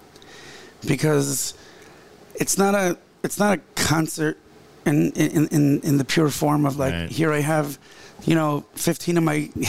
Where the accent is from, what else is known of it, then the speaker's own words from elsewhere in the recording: Ra'anana, Central District, Israel; When I was a kid growing up in Ranana